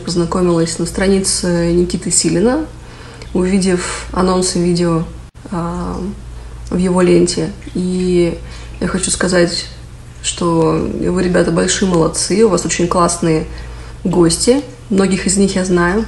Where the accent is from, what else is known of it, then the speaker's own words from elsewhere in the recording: Surgut, Khanty-Mansi Autonomous Okrug, Russia; now in Canada; Я родилась и выросла в Сургуте, и сейчас я живу в Канаде